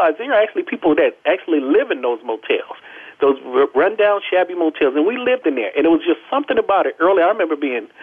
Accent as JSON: {"language": "English", "town": "Los Angeles", "region": "California", "country": "United States", "tie": "born or raised there", "said": "I was born and raised in South Central Los Angeles, the youngest of 9 children in a single parent home."}